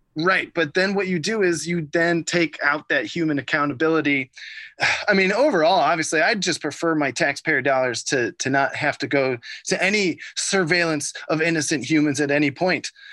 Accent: Ohio, United States; growing up in Ohio

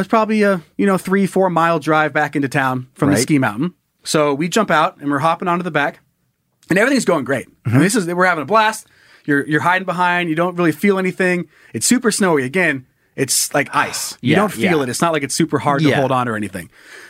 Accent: Sun Valley, Idaho, United States; also born or lived in Salmon, Idaho / Coeur d'Alene, Idaho; my hometown of Sun Valley, Idaho

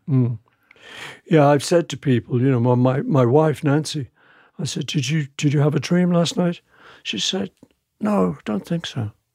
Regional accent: England, United Kingdom; I'm English

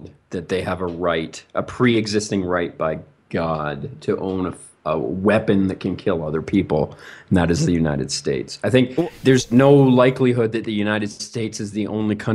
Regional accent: Canada; as a Canadian here

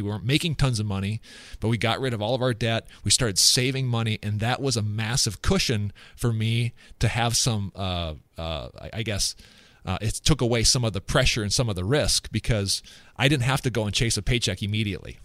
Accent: West Central Minnesota, United States; also born or lived in Sioux Falls, South Dakota / Phoenix, Arizona; I grew up in West Central Minnesota

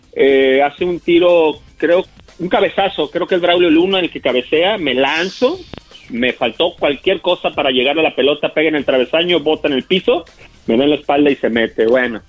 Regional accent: Monterrey, Nuevo León, Mexico; moved away as an adult; also born or lived in Tampico / Guadalajara / Puebla / Celaya; now in Los Angeles, United States; Yo, yo nací en Tampico, me crié en Monterrey, Nuevo León

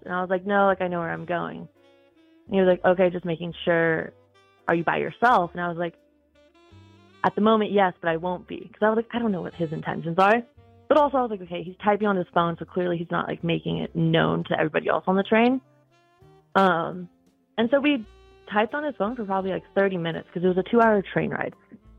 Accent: Northern California, United States; moved away as an adult; also born or lived in Tahoe; now in Utah, United States; Yeah, so I was born in California. I grew up there, and then I lived in Tahoe for a little bit, and then I moved to Utah 2 years ago.

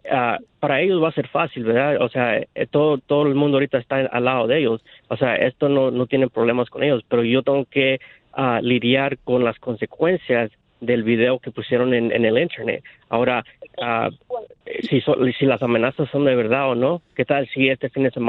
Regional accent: Mexico; Yo soy mexicano, 100%.

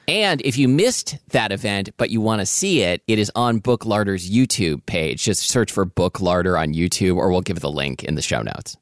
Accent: the Northwest, Pacific Northwest, United States; I grew up in the Northwest

